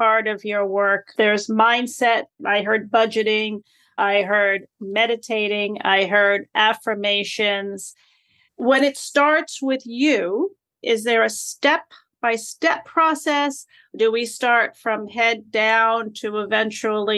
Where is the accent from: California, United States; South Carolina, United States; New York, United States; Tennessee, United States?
New York, United States; accent: New Yorkie; Don't let my New Yorkie accent fool you that I'm like third generation Rican here